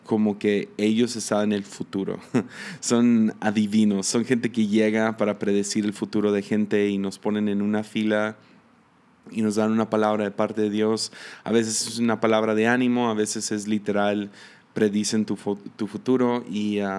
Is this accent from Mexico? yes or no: yes; Mexico; also born or lived in United States; nací en Estados Unidos y a los tres meses de que nací me vine a México. Entonces me crié en México